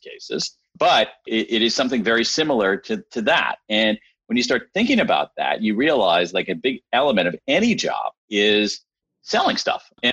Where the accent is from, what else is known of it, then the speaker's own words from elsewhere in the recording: Central Ohio, United States; I grew up in Central Ohio